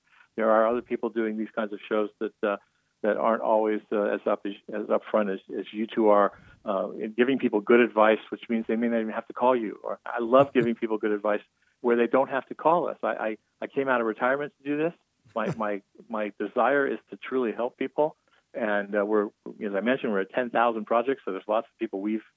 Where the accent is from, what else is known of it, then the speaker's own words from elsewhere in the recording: Arizona, United States; I was born in Arizona and I'm in my 60s